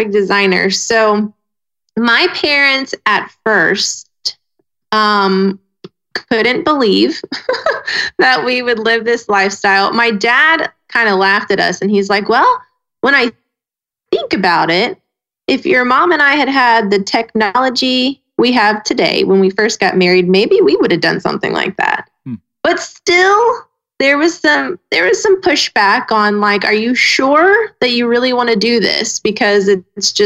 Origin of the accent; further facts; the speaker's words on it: Snellville, Georgia, United States; moved away as an adult; We're all from Snellville, Georgia. We've grown up there right outside of Atlanta